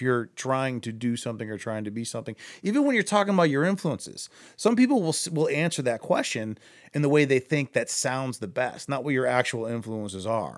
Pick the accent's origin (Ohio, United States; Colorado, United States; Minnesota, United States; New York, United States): Ohio, United States; Akron; I'm from Akron